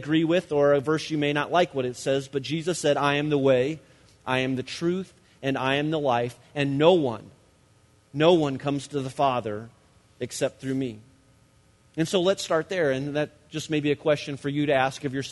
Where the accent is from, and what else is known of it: United States